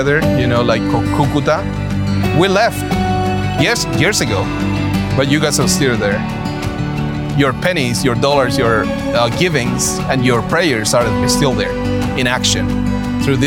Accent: Chile; I'm from Chile

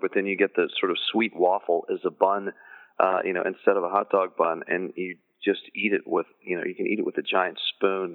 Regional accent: the South, United States; in the South, we consider it a vegetable

